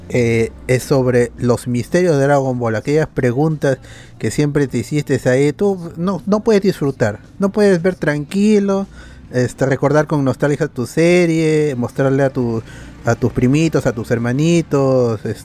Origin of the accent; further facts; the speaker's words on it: Lima, Peru; Con la justa somos limeños. La mayoría con la justa es limeña.